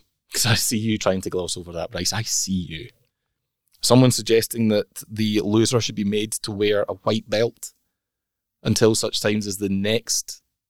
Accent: Scotland, United Kingdom; we're Scottish

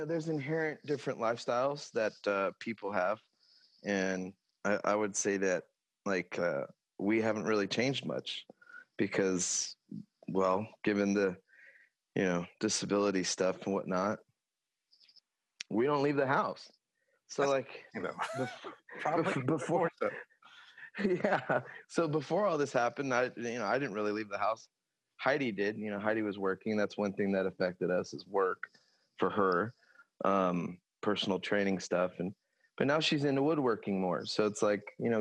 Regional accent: Lemoore, California, United States; also born or lived in Stockton, California / Tracy, California / Manteca, California / Copperopolis, California; ended up living in Lemoore pretty much from third grade to graduation and then enlisting in the Navy there. So I say I'm from Lemoore, California, which is Central Valley

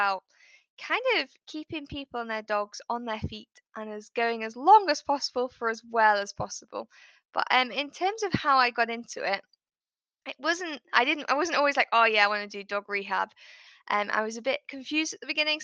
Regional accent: United Kingdom; I'm in the UK, if people can't guess by my accent

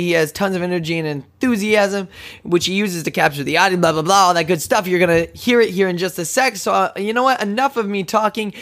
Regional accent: Odessa, Texas, United States; moved away; I'm originally from Odessa, Texas

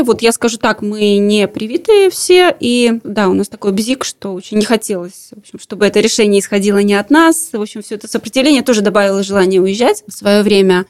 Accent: Latvia; откуда мы приехали, мы говорим, из Латвии

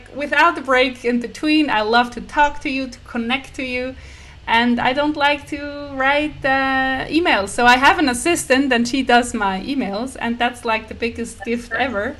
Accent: Switzerland; I'm from Switzerland

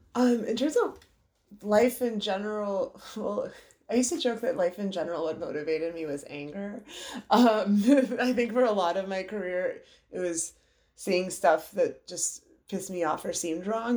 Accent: United States; also born or lived in Iran (parents' origin); my parents are from Iran. They came over here after the revolution

